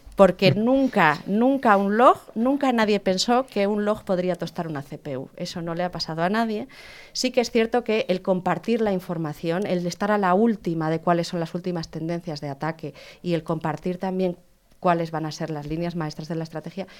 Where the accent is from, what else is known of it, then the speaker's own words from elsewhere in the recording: León, Castile and León, Spain; Yo soy de León